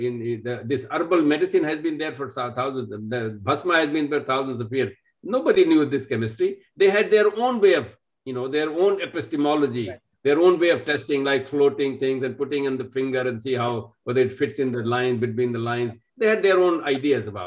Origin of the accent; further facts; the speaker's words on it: India; moved away; I'm from India. I've lived outside and lived many, many places